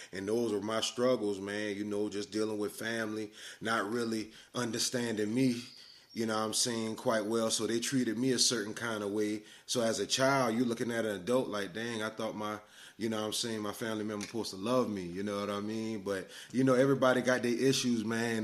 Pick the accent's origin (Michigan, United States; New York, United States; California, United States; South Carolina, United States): South Carolina, United States; Orangeburg; I was born in Orangeburg, South Carolina, man, 1983, June 7th. I lived there, you know, through elementary school or whatnot.